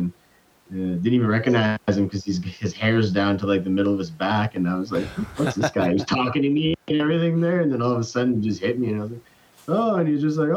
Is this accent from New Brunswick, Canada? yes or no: yes; Dalhousie, New Brunswick, Canada; also born or lived in Newfoundland; I ended up moving back to New Brunswick, to my hometown, Dalhousie, which is just 15 minutes away from Campbellton